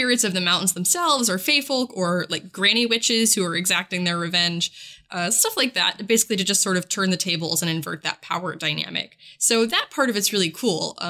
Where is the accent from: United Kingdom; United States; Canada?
United States; West Virginia; So I am not Welsh, but I am West Virginian